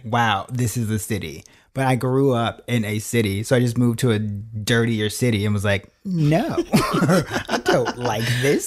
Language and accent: English; Chicago, Illinois, United States; moved away as an adult; also born or lived in New York / Los Angeles; born and raised in Chi Town